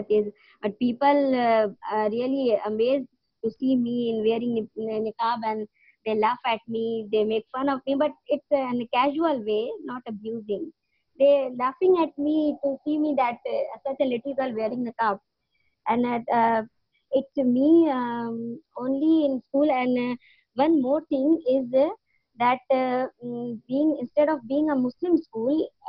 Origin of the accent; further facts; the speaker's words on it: Jamshedpur, Jharkhand, India; now in Chennai, India; Living in Chennai, India. Basically, born and brought up in Jamshedpur, Jharkhand, north side of India.